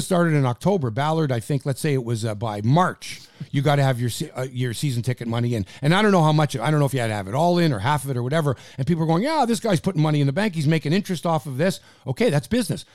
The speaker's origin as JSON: {"language": "English", "town": "Toronto", "region": "Ontario", "country": "Canada", "said": "we're from Toronto"}